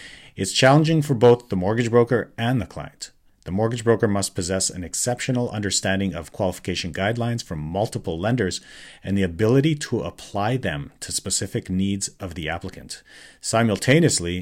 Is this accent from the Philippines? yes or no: no; Calgary, Alberta, Canada; born or raised there; moved away as an adult; now in North Vancouver, Canada